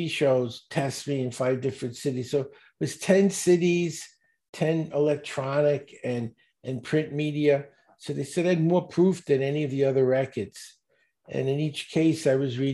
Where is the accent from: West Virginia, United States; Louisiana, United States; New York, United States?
New York, United States; New York City; I grew up in Brooklyn, and not a good part. I was in the projects.